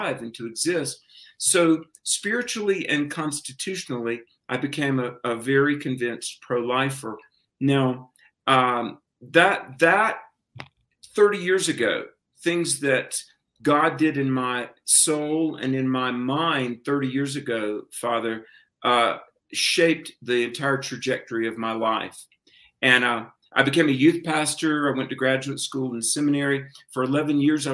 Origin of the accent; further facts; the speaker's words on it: the Bible Belt, the South, United States; I grew up in the South in the Bible Belt